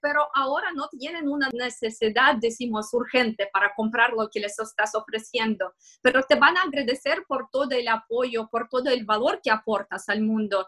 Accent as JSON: {"language": "Spanish", "region": "Moscow", "country": "Russia", "accent": "Russian", "second_language": "Spanish", "moved": "as an adult", "lives_now": "Barcelona, Spain", "said": "porque como puedes ver por mi acento y se ve que soy rusa, soy de Moscú"}